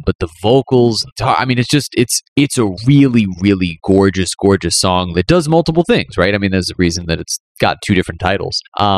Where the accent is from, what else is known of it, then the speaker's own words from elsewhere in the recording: East Coast, United States; growing up on the East Coast, it was always like New York was like the destination.